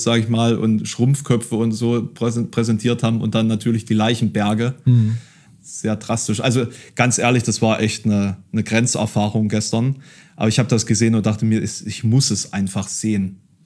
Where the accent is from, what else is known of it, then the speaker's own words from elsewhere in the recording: Dresden, Saxony, Germany; now in Halle, Germany; ich habe irgendwie meinen großen Teil meiner Kindheit in Dresden verbracht